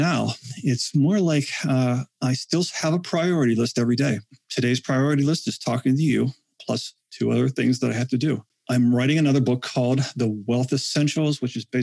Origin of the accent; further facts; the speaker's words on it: Western Pennsylvania, United States; I come from Western Pennsylvania.